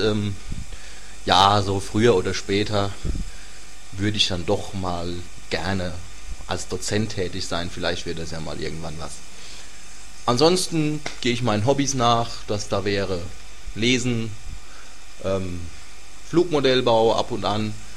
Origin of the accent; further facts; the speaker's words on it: Göllheim, Rhineland-Palatinate, Germany; also born or lived in Worms / Kaiserslautern; Ich bin geboren in Worms, und äh, in Göllheim aufgewachsen. Das liegt äh, mitten in der Nordpfalz